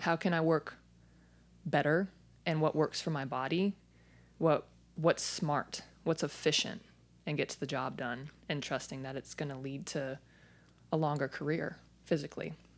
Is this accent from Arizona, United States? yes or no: yes; Phoenix, Arizona, United States; I was born and raised in Phoenix, Arizona